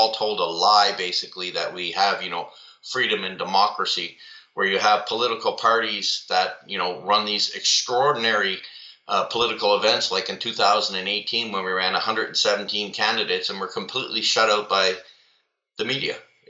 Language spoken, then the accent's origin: English; Trenton, Ontario, Canada; also born or lived in Saskatoon; now in Ottawa, Canada; Born in Saskatoon, Saskatchewan, to a military family. We moved around a lot. I call Trenton my hometown because that's where my mom is. But really, my home is now where my family is, here in the Ottawa region.